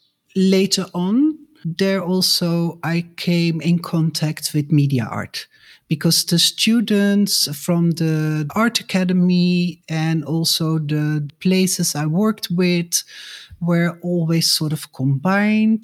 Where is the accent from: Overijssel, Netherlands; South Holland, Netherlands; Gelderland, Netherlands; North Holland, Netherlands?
Gelderland, Netherlands; Nijmegen; I grew up in Nijmegen, southeast at the German border.